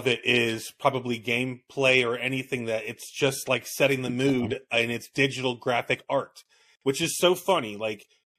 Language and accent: English; Miami, Florida, United States; moved away; also born or lived in Cocoa Beach, Florida; I'm not from Miami. I wasn't born there. I was born in Cocoa Beach, and we moved down to Miami when I was like one, and then I grew up there